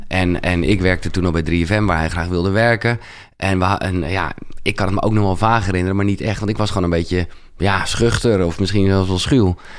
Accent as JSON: {"language": "Dutch", "town": "Haarlem", "region": "North Holland", "country": "Netherlands", "tie": "born or raised there", "said": "geboren in Haarlem, 1977"}